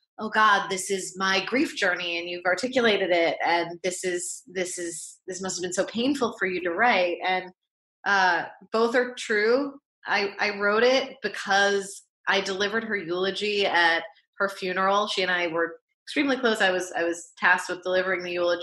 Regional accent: New York, United States; I grew up in New York. This is where we lived

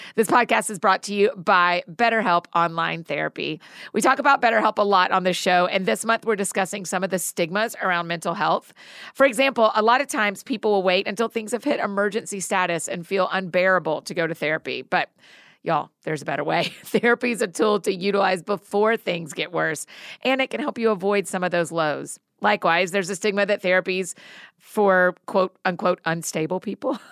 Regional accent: Georgia, United States; now in Nashville, United States; I grew up in Georgia

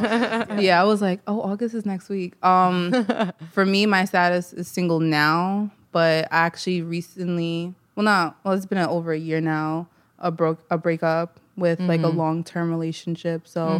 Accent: New York City, New York, United States; I'm from Queens.

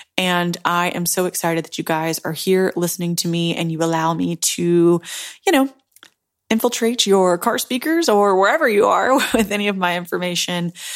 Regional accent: Memphis, Tennessee, United States; a basic broke girl from Tennessee, Memphis

